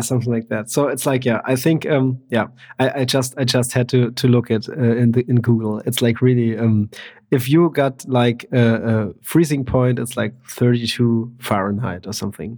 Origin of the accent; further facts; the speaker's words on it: Germany; I'm from Germany and I'm in Germany at the moment